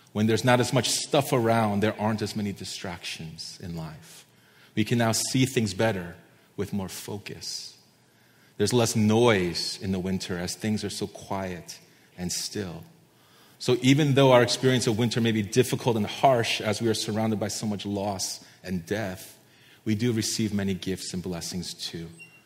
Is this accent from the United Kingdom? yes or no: no; East Coast, United States; now in Santa Barbara, United States; many of you know I came from the East Coast and I absolutely hate the winter. I hate the snow. I hate cold weather.